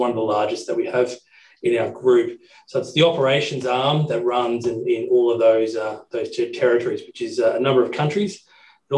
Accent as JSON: {"language": "English", "town": "Brisbane", "region": "Queensland", "country": "Australia", "tie": "born or raised there", "said": "I was born in Brisbane 40-odd years ago and grew up here in Brisbane"}